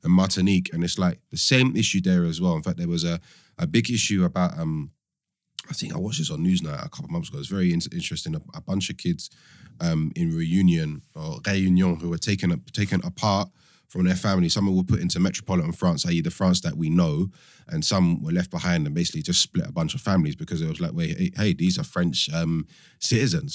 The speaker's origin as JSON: {"language": "English", "region": "London", "country": "United Kingdom", "tie": "born or raised there", "also_born_or_lived": "Cambridge", "said": "I'm one of few people that was, was born and raised in London."}